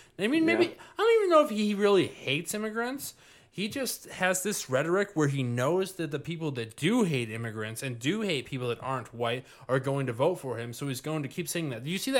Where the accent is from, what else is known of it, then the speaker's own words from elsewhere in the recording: Grosse Pointe, Michigan, United States; I grew up in Grosse Pointe, and that shit would not have happened in Grosse Pointe.